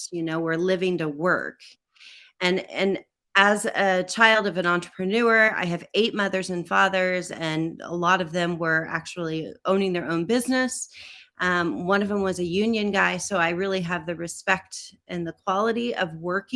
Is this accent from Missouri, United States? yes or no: yes; southwest Missouri, United States; moved away as an adult; now in Delft, Netherlands; I come from a small town in the southwest corner of Missouri, and it's right on the Oklahoma-Kansas-Arkansas borders. So I grew up in what we call the four-state area